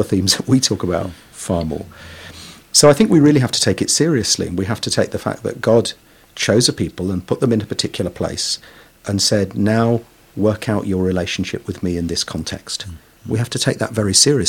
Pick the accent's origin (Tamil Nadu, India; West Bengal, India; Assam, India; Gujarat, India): West Bengal, India; Kolkata; now in London, United Kingdom; I was born in Kolkata, one of the biggest and most urbanized and polluted cities in the world in many ways